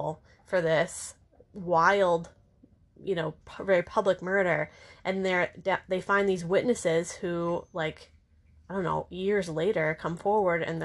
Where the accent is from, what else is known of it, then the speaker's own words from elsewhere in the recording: Maine, United States; moved away as an adult; I'm from Maine.